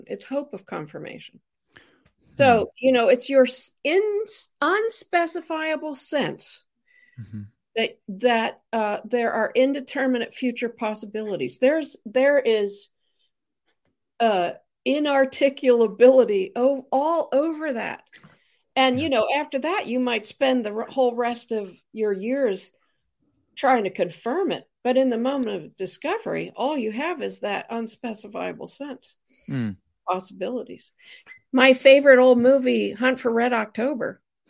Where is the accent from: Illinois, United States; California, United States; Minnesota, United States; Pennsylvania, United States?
Pennsylvania, United States; Pittsburgh; You know, I'm from Pittsburgh.